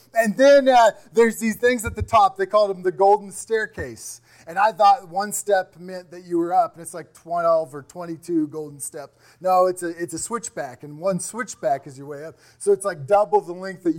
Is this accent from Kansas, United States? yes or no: yes; Kansas, United States; I'm from Kansas